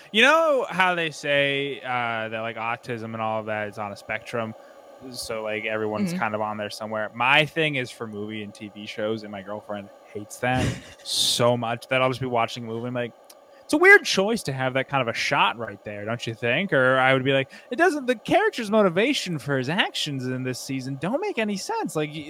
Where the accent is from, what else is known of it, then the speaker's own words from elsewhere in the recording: Maine, United States; also born or lived in Midwest / McAllen, Texas / Canada; now in Austin, United States; I'm from Maine originally. I played hockey, so I've kind of lived all over the Midwest. I actually lived in McAllen, Texas before this. I've lived up in Canada for a little while.